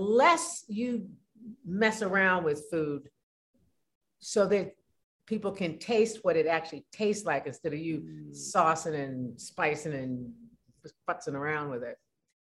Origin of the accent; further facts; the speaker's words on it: California, United States; being a Californian